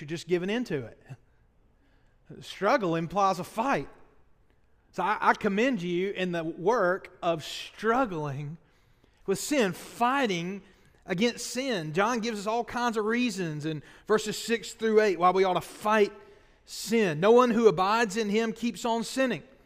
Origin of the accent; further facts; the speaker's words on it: Boaz, Alabama, United States; I spent my freshman year of college at Sneed State Community College, my hometown in Boas